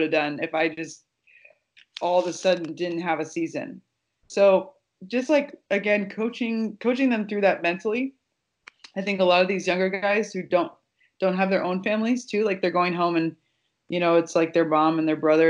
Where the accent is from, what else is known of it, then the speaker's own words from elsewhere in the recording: Nebraska, United States; I grew up in Nebraska